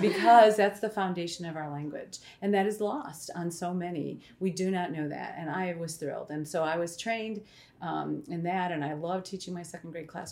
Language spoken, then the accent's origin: English; Illinois, United States; moved away as an adult; I am an Illinoisan. Um, I grew up in Illinois, spent most of my life there